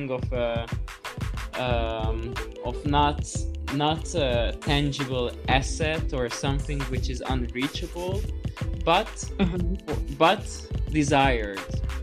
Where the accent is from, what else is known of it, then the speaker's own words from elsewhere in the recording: Budapest, Hungary; now in Brussels, Belgium; coming from Hungary, from Budapest, and my whole family is from Budapest